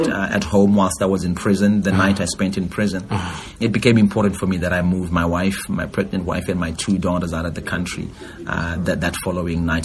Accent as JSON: {"language": "English", "country": "Zimbabwe", "tie": "born or raised there", "said": "25 years of my uh, growing up in Zimbabwe"}